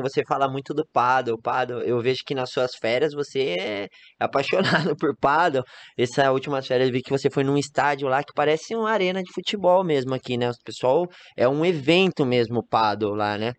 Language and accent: Portuguese; Gran Canaria, Canary Islands, Spain; Portuguese is a second language; moved away as an adult; now in Campinas, Brazil; Sou de Gran Canária